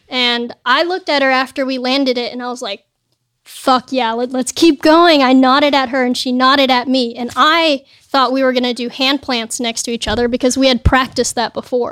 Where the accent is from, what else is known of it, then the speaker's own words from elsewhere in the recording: El Segundo, California, United States; also born or lived in San Bernardino; I grew up in El Segundo in L A.